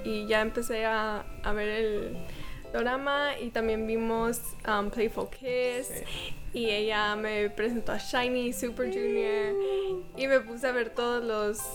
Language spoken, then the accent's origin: Spanish; Mexico; les digo que soy de México